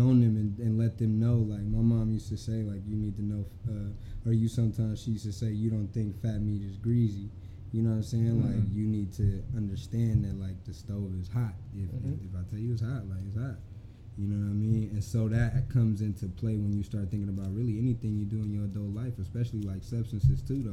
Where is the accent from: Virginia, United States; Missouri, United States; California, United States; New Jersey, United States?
California, United States; Sacramento; also born or lived in Berkeley, California; Originally from Sacramento, California